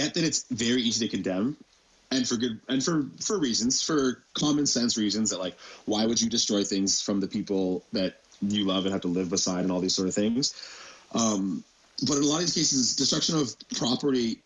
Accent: London, Ontario, Canada; as a kid in London, most of them are just predominantly white, just because that's just the demographics of London

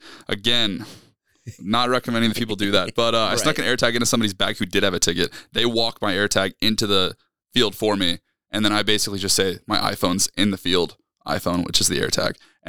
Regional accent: Georgia, United States; We're from North Georgia, up there in the Blue Ridge Mountains.

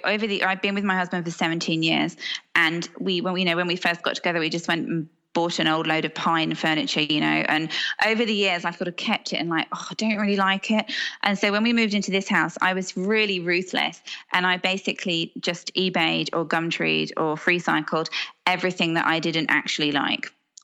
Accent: Hong Kong; And I was brought up abroad in Hong Kong and I'm quite transient.

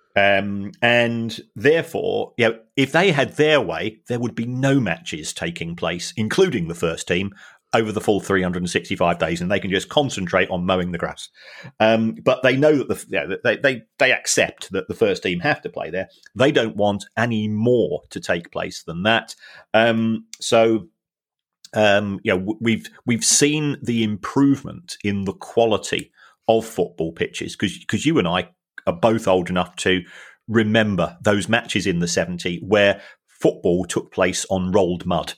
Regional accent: London, United Kingdom; I was born in London.

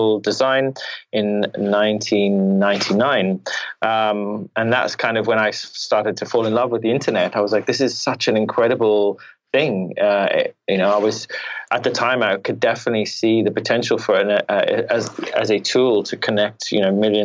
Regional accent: Zimbabwe; now in United Kingdom; I was born in Zimbabwe in Africa

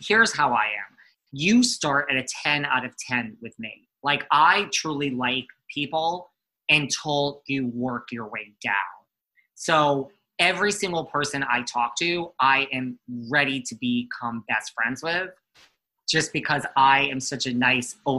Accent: New York, United States; accent: New York; I'm from New York

